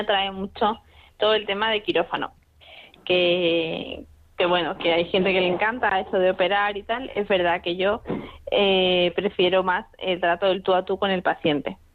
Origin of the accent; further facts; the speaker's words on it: Madrid, Community of Madrid, Spain; now in Seville, Spain; yo nací en Madrid, realmente vivo en Sevilla desde hace muchos años, pero mm, soy de Madrid.